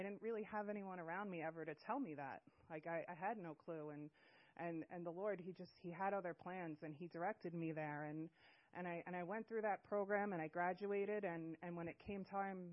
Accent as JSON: {"language": "English", "area": "Long Island", "region": "New York", "country": "United States", "moved": "as an adult", "lives_now": "Washington, United States", "said": "I'm from Long Island, New York, and I've lived in the beautiful state of Washington for about 3 weeks now"}